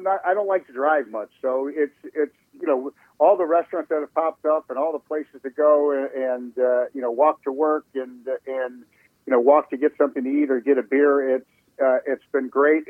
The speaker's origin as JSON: {"language": "English", "town": "Chicago", "region": "Illinois", "country": "United States", "tie": "born or raised there", "also_born_or_lived": "Phoenix", "moved": "as an adult", "lives_now": "Washington, D.C., United States", "said": "I'm from Chicago. I, was born and raised in Chicago"}